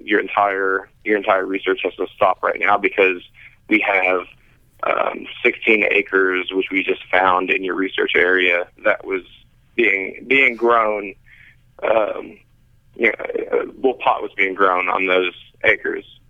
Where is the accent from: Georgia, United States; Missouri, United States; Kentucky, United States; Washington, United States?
Kentucky, United States; moved away; born and raised in Kentucky